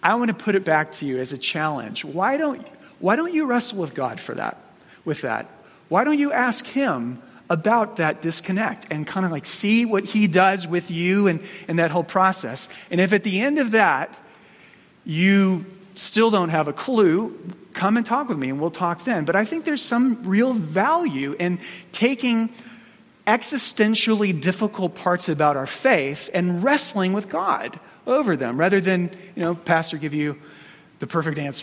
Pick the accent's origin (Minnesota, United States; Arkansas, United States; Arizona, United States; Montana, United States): Arizona, United States; Phoenix; I grew up in Phoenix.